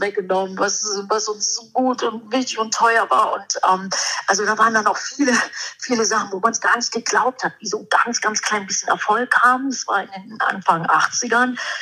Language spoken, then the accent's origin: German; Germany; ich komme aus Deutschland